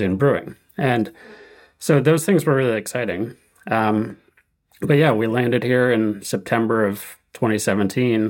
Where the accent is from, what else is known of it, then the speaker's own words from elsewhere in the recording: Connecticut, United States; moved away as an adult; I grew up in Connecticut